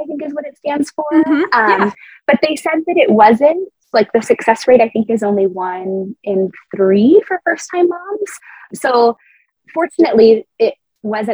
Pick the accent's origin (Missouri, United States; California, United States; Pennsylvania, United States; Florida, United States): California, United States; moved away as an adult; also born or lived in Colorado Springs, United States; now in England, United Kingdom; California, which is my home state